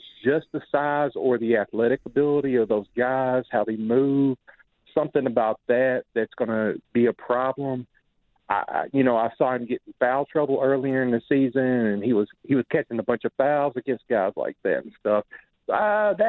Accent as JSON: {"language": "English", "town": "Jonesboro", "region": "Arkansas", "country": "United States", "said": "Jonesboro, Arkansas"}